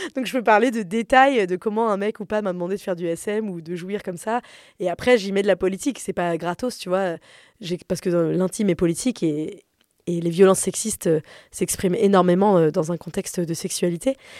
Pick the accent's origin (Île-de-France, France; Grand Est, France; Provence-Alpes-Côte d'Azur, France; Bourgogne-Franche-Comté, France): Île-de-France, France; Paris; j'ai grandi à Paris, dans un appartement assez grand, de classe moyenne supérieure